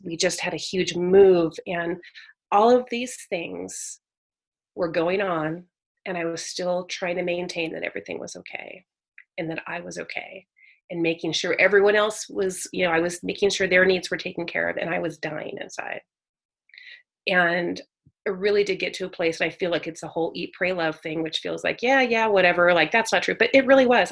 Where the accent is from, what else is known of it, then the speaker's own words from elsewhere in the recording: Northern California, United States; also born or lived in San Jose, California; Northern California raised, so I was born in Silicon Valley, San Jose area. Mm-hmm but then moved around a lot as a kid so went to a lot of different schools and but all in northern california